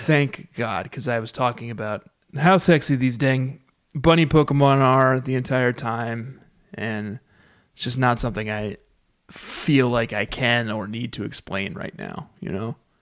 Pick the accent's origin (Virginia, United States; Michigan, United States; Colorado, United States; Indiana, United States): Colorado, United States; Fort Collins; in my hometown of Fort Collins, Colorado